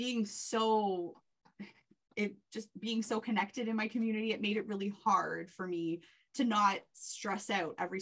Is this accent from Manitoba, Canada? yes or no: no; Whitby, Ontario, Canada; also born or lived in Oshawa / Bowmanville; So I'm born and raised in the Durham region. I grew up in Whitby